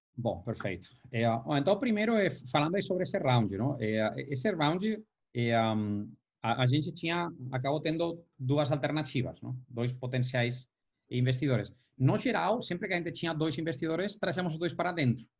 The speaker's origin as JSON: {"language": "Portuguese", "town": "Valencia", "region": "Valencian Community", "country": "Spain", "tie": "born or raised there", "moved": "yes", "lives_now": "São Paulo, Brazil", "said": "eu sou de Valência"}